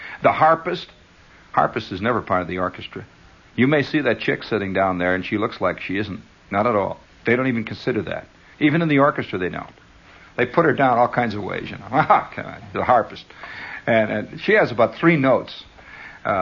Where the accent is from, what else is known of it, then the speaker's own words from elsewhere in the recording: United States; I am an American